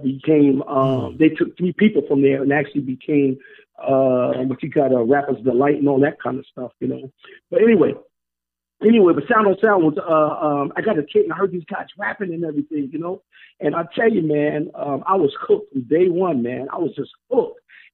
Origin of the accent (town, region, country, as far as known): New Jersey, United States